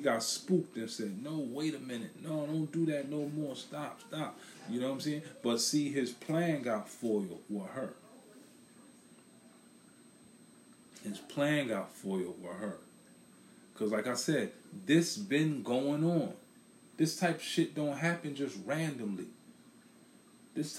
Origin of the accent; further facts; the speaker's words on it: New York City, New York, United States; now in Philadelphia, United States; I'm in Philadelphia, I'm from Brooklyn